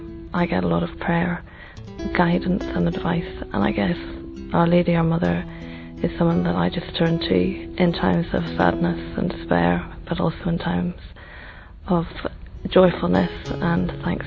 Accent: Northern Ireland, United Kingdom; I come from Northern Ireland

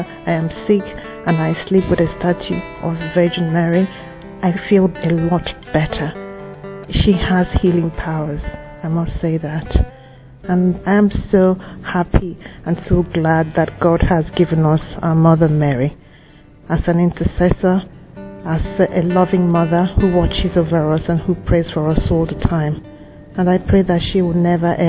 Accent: Nigeria; I come from Nigeria

